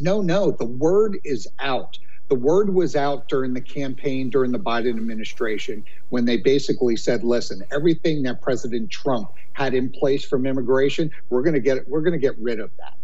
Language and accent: English; New York City, New York, United States; I'm a New Yorker